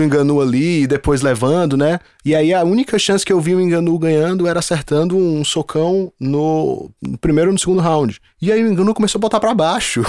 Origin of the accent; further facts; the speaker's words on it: Brazil; Eu sou brasileiro